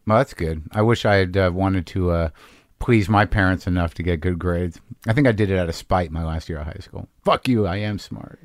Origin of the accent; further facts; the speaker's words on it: Albuquerque, New Mexico, United States; moved away as an adult; also born or lived in Boston; Albuquerque, Highland High